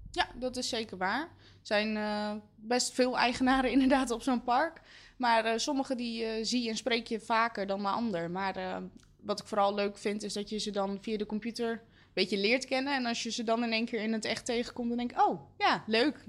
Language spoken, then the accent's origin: Dutch; Leusden, Utrecht, Netherlands; Ik kom uit Leusden